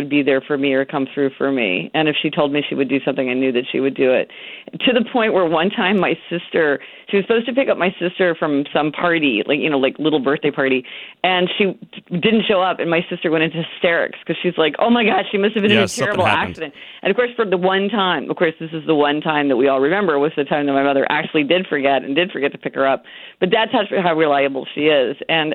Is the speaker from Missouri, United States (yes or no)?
yes; Kansas City, Missouri, United States; moved away; I'm from Kansas City, Missouri